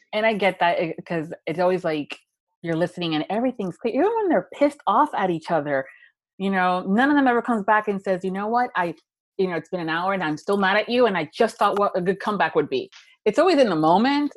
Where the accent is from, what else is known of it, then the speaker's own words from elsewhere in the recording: Miami, Florida, United States; being a girl that was born and raised in Miami, Florida